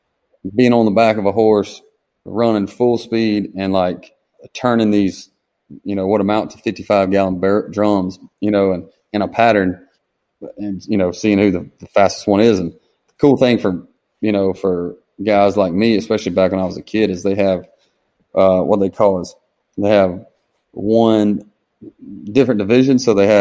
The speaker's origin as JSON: {"language": "English", "town": "Harlem", "region": "Georgia", "country": "United States", "tie": "born or raised there", "said": "About 20 miles just west off I-20 from Augusta. So, and Harlem is about 5 miles off the exit."}